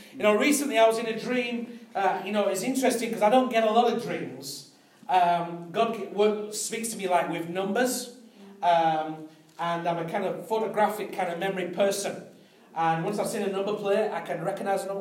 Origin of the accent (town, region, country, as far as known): United Kingdom